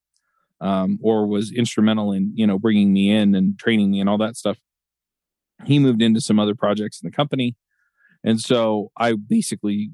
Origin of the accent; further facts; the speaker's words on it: Utah, United States; also born or lived in Atlanta; I was born here in Utah before they went to dental school.